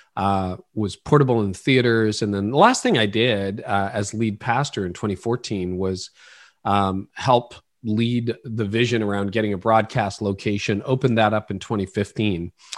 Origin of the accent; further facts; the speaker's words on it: Ontario, Canada; also born or lived in Oro-Medonte, Ontario; I was born in Canada